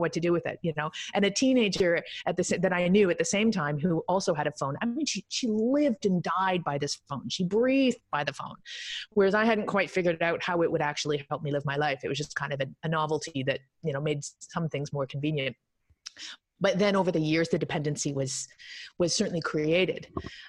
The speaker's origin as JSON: {"language": "English", "country": "Canada", "said": "I'm Canadian"}